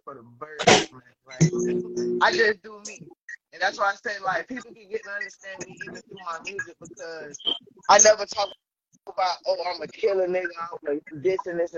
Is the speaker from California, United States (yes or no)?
no; Palm Beach, Florida, United States; I grew up out there